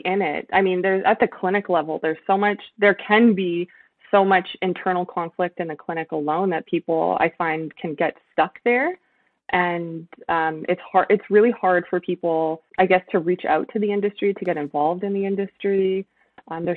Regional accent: Toronto, Ontario, Canada; moved away as an adult; now in Montreal, Canada; I'm originally from Toronto

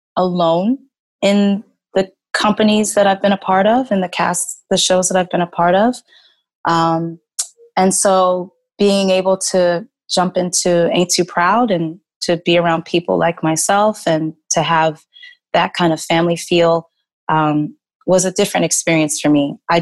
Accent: Texas, United States; and then growing up in Texas, I experienced some things that the other girls weren't experiencing.

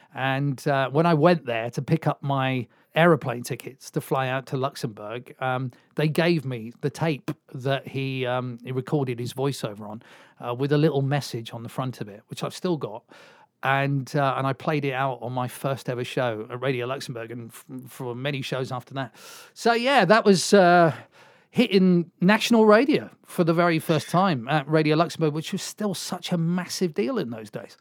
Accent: Swansea, Wales, United Kingdom; moved away as an adult; I come from Swansea, and that's where we are

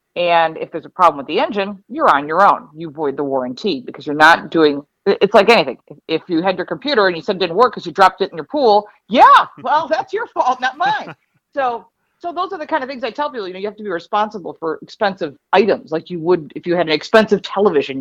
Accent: Detroit, Michigan, United States; also born or lived in Dearborn, Michigan; now in Buffalo, United States; I'm from Detroit originally. Actually, I was born in Dearborn

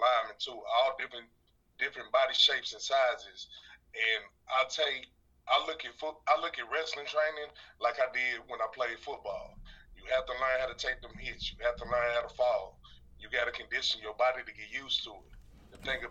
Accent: Little Rock, Arkansas, United States; I'm from Little Rock, Arkansas

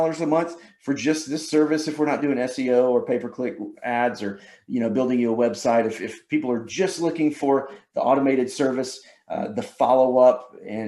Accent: Georgia, United States; Can y'all tell I'm from Georgia?

